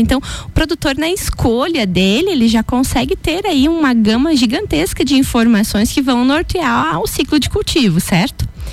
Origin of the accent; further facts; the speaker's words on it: Canoinhas region, Santa Catarina, Brazil; Eu sou da região de Canoinhas, que é norte do estado